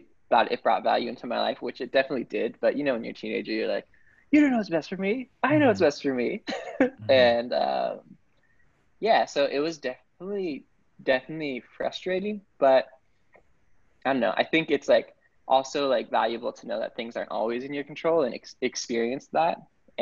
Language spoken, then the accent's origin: English; Boulder, Colorado, United States; moved away as an adult; also born or lived in Oakland, California / Norway; now in San Diego, United States; I was born in Oakland, California, and I moved to Boulder, Colorado when I was super young, maybe 3 years old. And grew up in Boulder until I was about 18